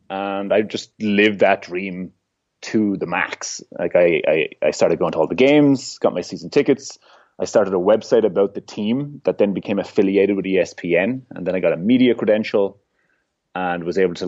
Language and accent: English; Ireland; I'm from Ireland.